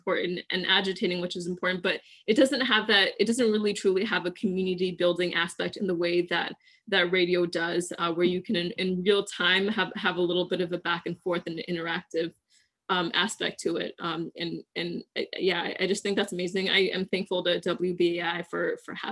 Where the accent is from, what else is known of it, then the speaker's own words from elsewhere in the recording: Syracuse, New York, United States; moved away as an adult; now in Washington, DC, United States; I was born and raised in Syracuse, New York